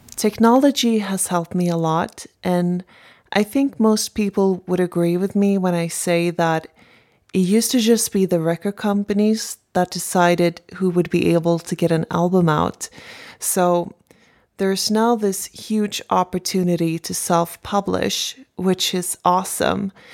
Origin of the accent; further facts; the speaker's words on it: Stockholm, Stockholm County, Sweden; I'm from Stockholm, Sweden.